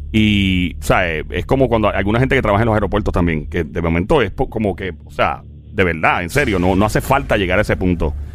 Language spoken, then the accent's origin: Spanish; Puerto Rico